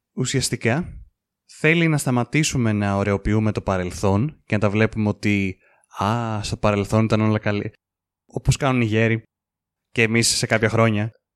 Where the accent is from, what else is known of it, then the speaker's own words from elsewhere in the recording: Greece; εμείς που είμαστε Έλληνες